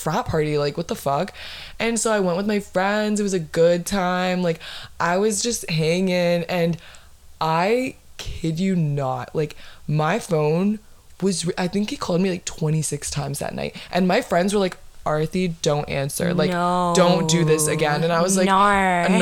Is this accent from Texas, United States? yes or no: no; Florida, United States; my hometown, my fucking city, my 407